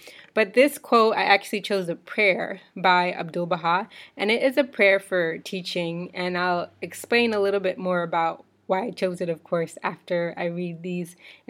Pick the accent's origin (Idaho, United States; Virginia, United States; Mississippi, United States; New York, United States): Virginia, United States; also born or lived in Bahamas / Portland, Oregon / Camden, New Jersey; So I was born in the Bahamas. I grew up in the United States in Virginia, but I've also lived in Portland, Oregon, and Camden, New Jersey.